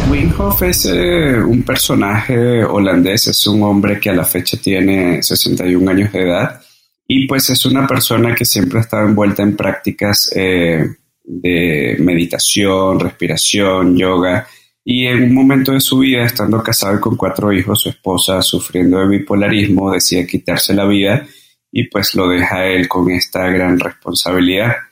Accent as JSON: {"language": "Spanish", "town": "Caracas", "region": "Capital District", "country": "Venezuela", "tie": "born or raised there", "also_born_or_lived": "Margarita Island, Venezuela / Mérida, Venezuela / Colombia", "moved": "as an adult", "lives_now": "Mexico", "said": "Y nací en Venezuela, nací en Caracas"}